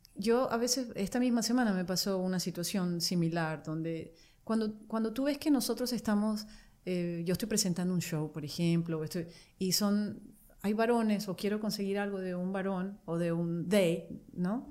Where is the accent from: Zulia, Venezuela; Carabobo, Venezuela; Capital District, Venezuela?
Zulia, Venezuela; Maracaibo; moved away as an adult; also born or lived in Barquisimeto, Venezuela / France / Mexico / Italy; now in United States; Y cuando fuimos a vivir a Maracaibo, que yo estuve ahí en total como que nueve años